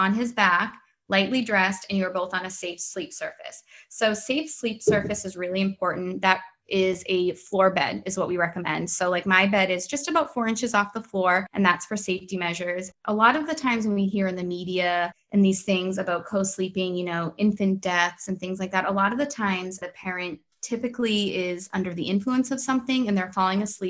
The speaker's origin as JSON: {"language": "English", "town": "Boston", "region": "Massachusetts", "country": "United States", "moved": "yes", "lives_now": "Maryland, United States", "said": "I'm originally from Boston. I'm living in Maryland."}